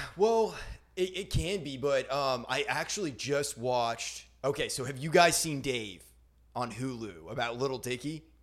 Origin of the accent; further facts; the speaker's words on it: Maine, United States; now in Nashville, United States; I'm from Maine